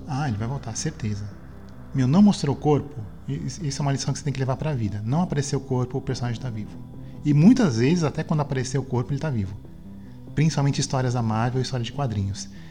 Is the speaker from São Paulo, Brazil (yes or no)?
yes; Santos, São Paulo, Brazil; quando era criança em Santos